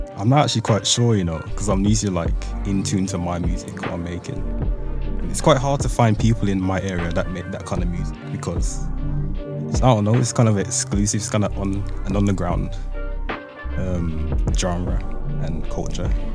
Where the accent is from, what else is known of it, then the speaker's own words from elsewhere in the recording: Birmingham, West Midlands, United Kingdom; I'm 17 and I'm from Birmingham